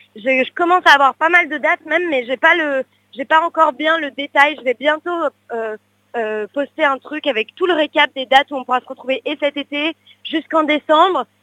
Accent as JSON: {"language": "French", "town": "Paris", "region": "Île-de-France", "country": "France", "tie": "born or raised there", "said": "je suis née à Paris"}